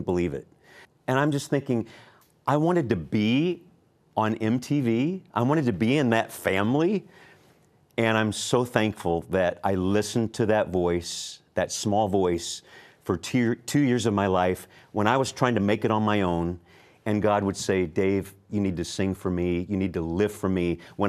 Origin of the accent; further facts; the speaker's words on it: San Diego, California, United States; also born or lived in Hollywood, California; We're from San Diego, California